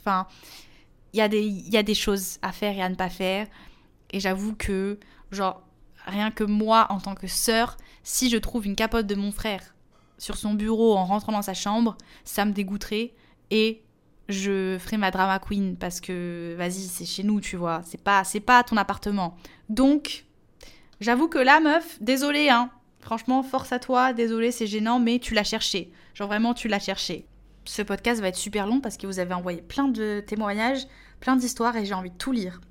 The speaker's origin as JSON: {"language": "French", "country": "Portugal", "said": "en tant que portugaise"}